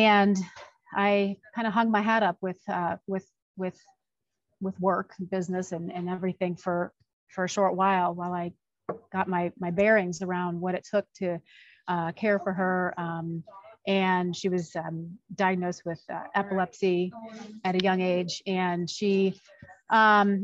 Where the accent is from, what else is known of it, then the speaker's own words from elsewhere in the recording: Chicago, Illinois, United States; moved away as an adult; also born or lived in Los Angeles, United States; now in Arizona, United States; I'm originally from the Chicagoland area, but found Arizona to be a home